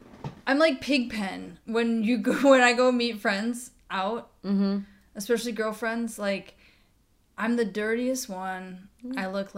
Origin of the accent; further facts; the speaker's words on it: Michigan, United States; I'm born and raised in Michigan.